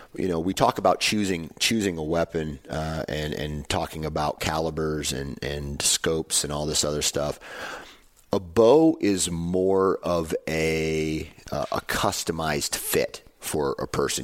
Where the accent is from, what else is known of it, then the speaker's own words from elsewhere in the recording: Midwest, United States; I'm from the Midwest